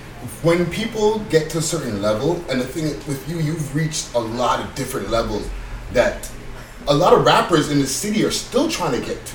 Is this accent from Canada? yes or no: yes; Toronto, Ontario, Canada; we are Toronto people